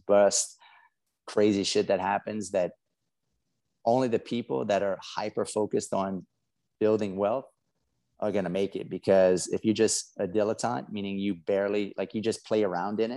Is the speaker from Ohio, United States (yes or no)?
no; South Louisiana, United States; I'm from South Louisiana. I got a funny accent. We crawfish and alligators and all that crazy stuff.